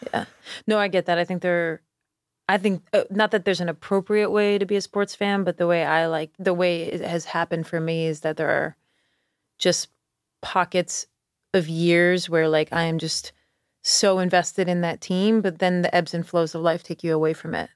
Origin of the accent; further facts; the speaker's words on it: Schenectady, New York, United States; now in Charleston, United States; I grew up in Schenectady